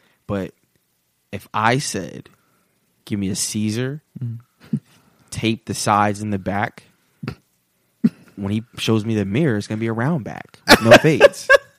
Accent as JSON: {"language": "English", "region": "New York", "country": "United States", "tie": "born or raised there", "said": "when I grew up in New York"}